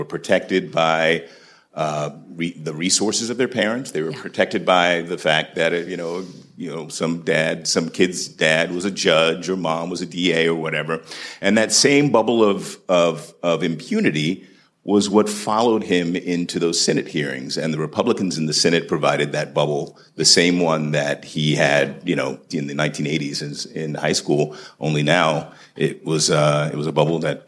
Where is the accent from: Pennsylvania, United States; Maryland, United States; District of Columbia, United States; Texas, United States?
District of Columbia, United States; Washington; I was a kid from Southeast D.C. on the other side of town